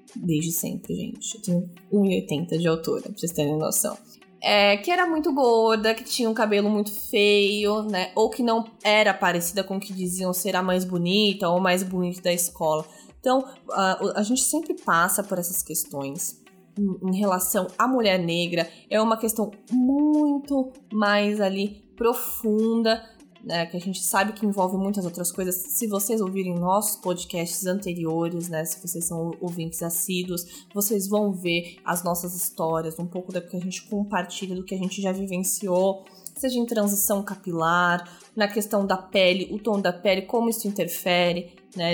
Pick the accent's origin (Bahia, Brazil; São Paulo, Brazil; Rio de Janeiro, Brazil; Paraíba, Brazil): São Paulo, Brazil; na minha adolescência, eu tive o privilégio da minha mãe conseguir uma vaga para mim numa escola estadual no bairro do Tatuapé, na zona leste de São Paulo